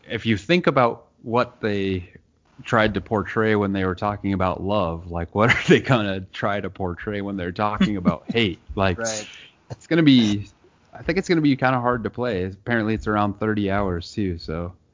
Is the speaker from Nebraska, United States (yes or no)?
yes; Nebraska, United States; I grew up in Nebraska in a town of 7,000